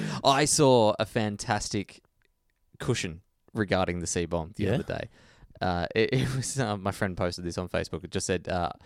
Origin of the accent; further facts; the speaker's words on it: Australia; we're from Australia.